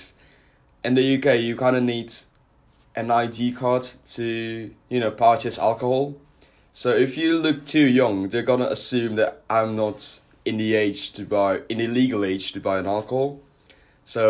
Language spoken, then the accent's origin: English; Surabaya, East Java, Indonesia; moved away as an adult; now in United Kingdom; I'm originally from Surabaya, Indonesia, which is like the second largest city in my country